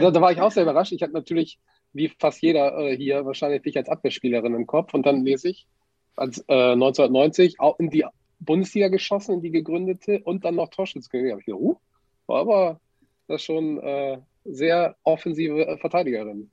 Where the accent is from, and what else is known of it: Wilhelmshaven, Lower Saxony, Germany; born or raised there